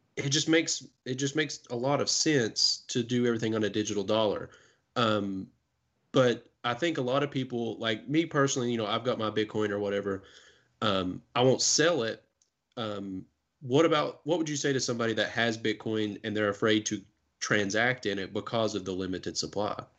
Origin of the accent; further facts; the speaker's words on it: Kentucky, United States; we're from Kentucky